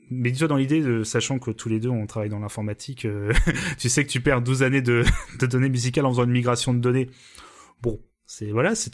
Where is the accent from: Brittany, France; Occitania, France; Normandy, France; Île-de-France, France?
Normandy, France; on est normand